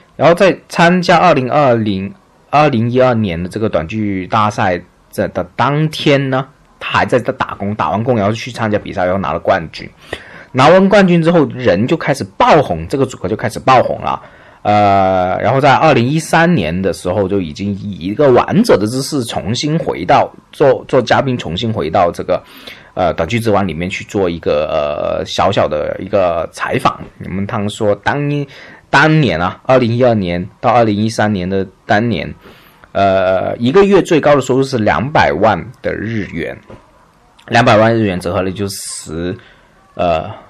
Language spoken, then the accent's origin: Chinese; China; 我们中国人是不会的嘛，我们中国人就很随便